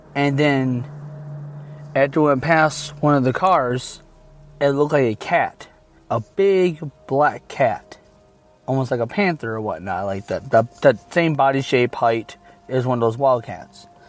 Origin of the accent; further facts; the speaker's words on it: Michigan, United States; I'm from Michigan